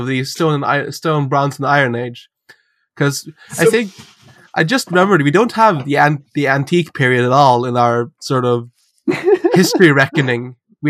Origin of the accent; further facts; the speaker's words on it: Helgeland, Nordland, Norway; I'm from a village of 500 people